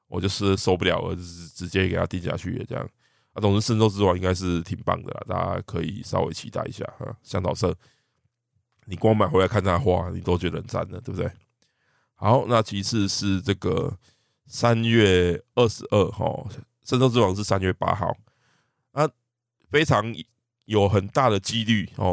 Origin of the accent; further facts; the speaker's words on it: Taiwan; 我们台湾人